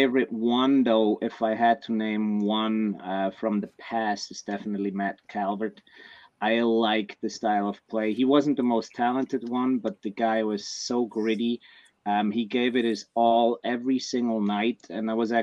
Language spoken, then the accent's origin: English; Switzerland; moved away as an adult; also born or lived in Columbus, Ohio; now in San Diego, United States; I grew up in Switzerland, so all we have is hockey or soccer.